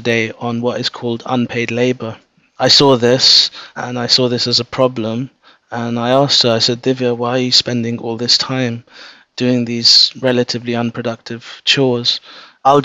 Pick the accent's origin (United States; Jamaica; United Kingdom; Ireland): United Kingdom; London; I was born and brought up in London.